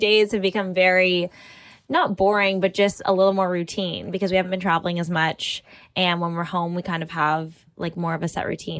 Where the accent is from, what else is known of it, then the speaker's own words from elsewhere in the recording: Markham, Ontario, Canada; my hometown suburb